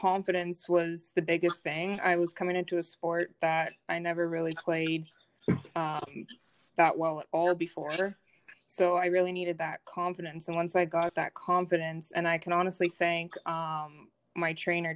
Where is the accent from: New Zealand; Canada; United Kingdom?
Canada; Brockville, Ontario; I'm originally from Brockville